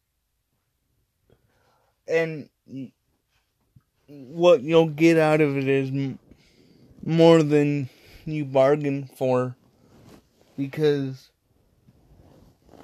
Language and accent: English; Midwest, United States; I came from the Midwest